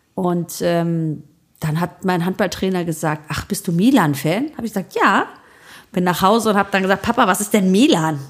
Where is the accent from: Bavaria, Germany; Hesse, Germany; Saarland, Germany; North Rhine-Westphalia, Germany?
North Rhine-Westphalia, Germany; Solingen; also born or lived in village near Thessaloniki, Greece (family origin); Ich in Solingen